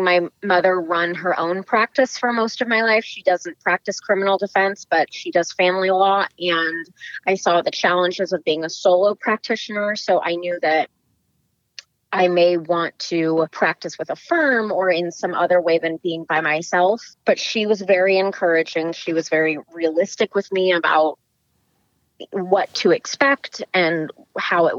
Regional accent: the Bay Area, the Peninsula, California, United States; I am from the Bay Area, so more specifically the peninsula, born and raised

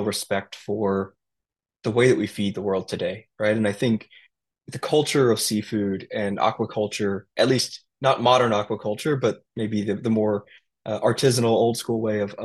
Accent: United States; growing up as an Indian in America

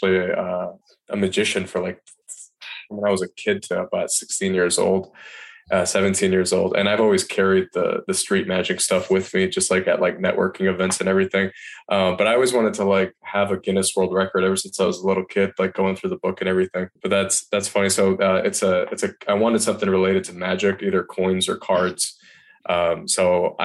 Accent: Michigan, United States; moved away as an adult; also born or lived in Washington, D.C. / Asheville, North Carolina; I'm born and raised in Michigan

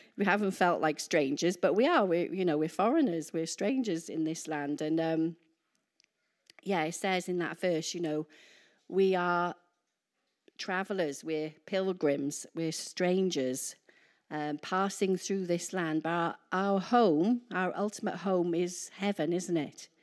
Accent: Wales, United Kingdom; moved away as an adult; I'm Welsh

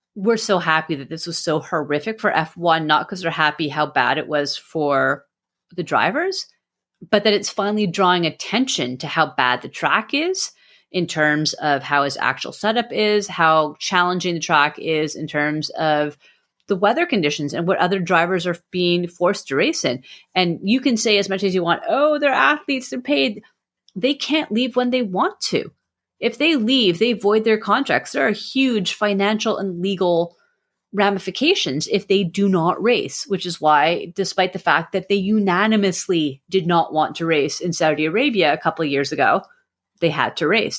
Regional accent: Canada; I'm Canadian

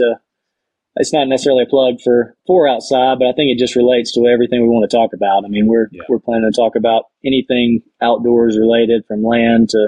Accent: Alabama, United States; I'm in Colorado elk hunting right now, but I'm from Alabama

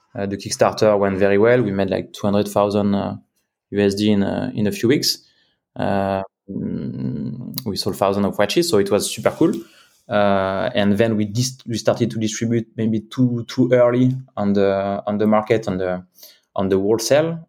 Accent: Cognac, Nouvelle-Aquitaine, France; moved away as an adult; also born or lived in Switzerland; I was born in Cognac, southwest of France.

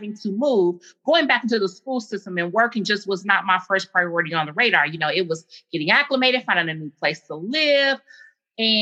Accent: Gary, Indiana, United States; moved away as an adult; now in Columbia, South Carolina, United States; I'm an Indiana native, born and raised in Gary, Indiana

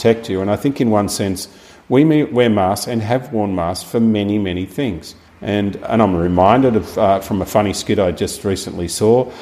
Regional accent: Longerenong, Victoria, Australia; also born or lived in Horsham; I grew up in Longronong

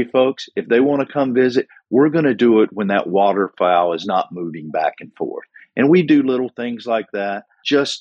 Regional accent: Wilkes County, North Carolina, United States; growing up in Wilkes County, North Carolina

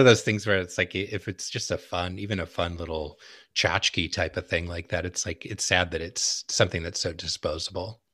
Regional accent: Southern California, United States; growing up in Southern California

